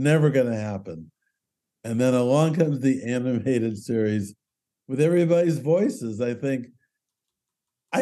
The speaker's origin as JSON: {"language": "English", "town": "Culver City", "region": "California", "country": "United States", "tie": "born or raised there", "said": "I grew up in Culver City"}